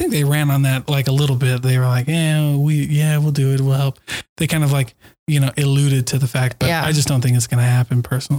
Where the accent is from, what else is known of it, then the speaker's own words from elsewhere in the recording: Utah, United States; but I'm from Utah. They don't care.